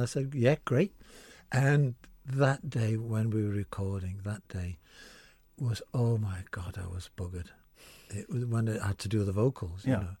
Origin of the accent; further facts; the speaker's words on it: Liverpool, North West England, United Kingdom; I'm from Liverpool up north.